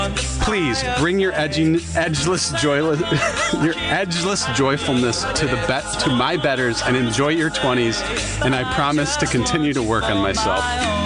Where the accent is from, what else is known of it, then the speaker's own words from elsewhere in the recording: Flint, Michigan, United States; I'm from Flint, Michigan.